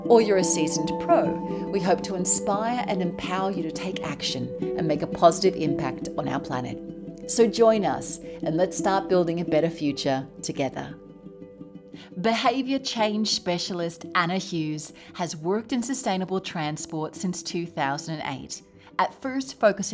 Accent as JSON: {"language": "English", "country": "Australia", "moved": "yes", "lives_now": "Spain", "said": "I live in Spain and my home country is Australia"}